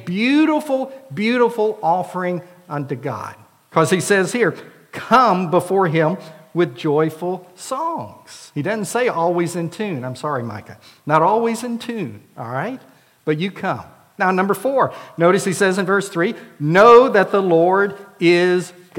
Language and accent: English; Florida, United States; now in Prattville, United States; Arlinda and I both were involved in Vacation Bible Schools in our churches, hers in Missouri until she moved to Florida, for me in Florida